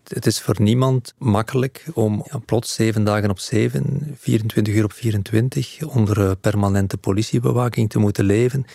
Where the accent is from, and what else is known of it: Belgium